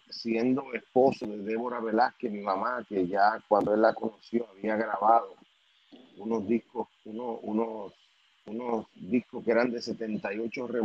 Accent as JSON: {"language": "Spanish", "country": "Puerto Rico", "said": "al ser de Puerto Rico"}